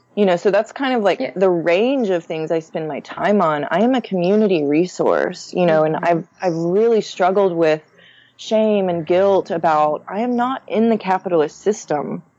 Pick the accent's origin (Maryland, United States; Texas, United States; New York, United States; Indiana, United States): Texas, United States; Houston; growing up in the Houston suburbs